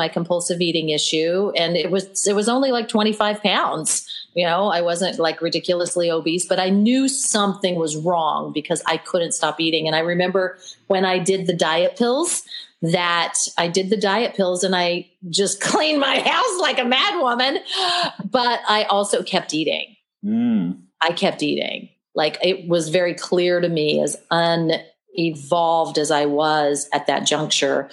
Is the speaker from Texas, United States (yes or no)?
no; Oklahoma, United States; I was born and raised in Oklahoma